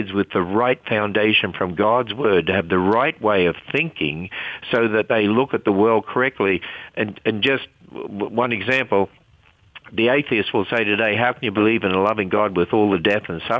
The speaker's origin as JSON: {"language": "English", "region": "Queensland", "country": "Australia", "tie": "born or raised there", "said": "I was brought up in Australia. I was brought up in a Christian home, and we lived in the state of Queensland"}